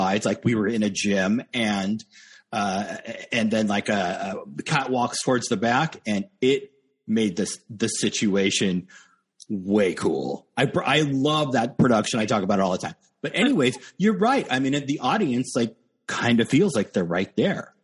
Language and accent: English; Los Angeles, California, United States; moved away as an adult; now in New York, United States; my husband and I were both born in Los Angeles. We moved out to New York about, I think it was like five, six years ago